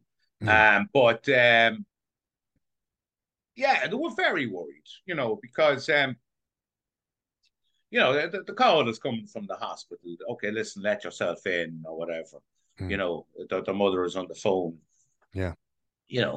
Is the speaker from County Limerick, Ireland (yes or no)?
no; County Meath, Ireland; moved away as an adult; now in New York, United States